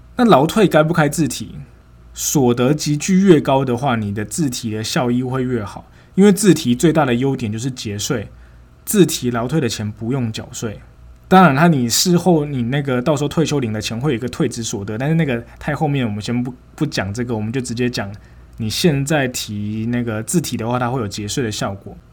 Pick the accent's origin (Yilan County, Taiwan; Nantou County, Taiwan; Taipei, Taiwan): Nantou County, Taiwan; moved away as an adult; also born or lived in Taichung, Taiwan / Tainan, Taiwan; 六月的时候就回南投